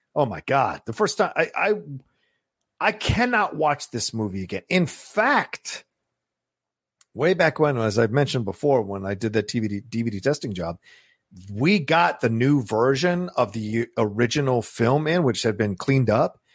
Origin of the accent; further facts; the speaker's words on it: Virginia, United States; when I was growing up in Virginia.